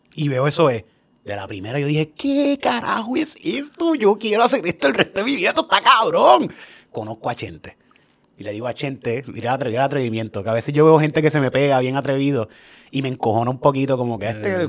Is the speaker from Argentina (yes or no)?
no; Cayey, Puerto Rico; yo soy de Calle, y yo soy un jibarito full de Calle